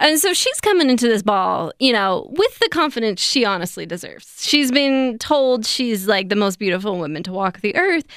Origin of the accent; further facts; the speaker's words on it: United States; I am so American